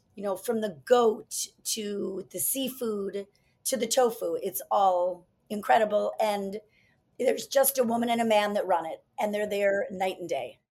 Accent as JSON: {"language": "English", "area": "North Shore", "region": "Illinois", "country": "United States", "said": "we are two women from the North Shore"}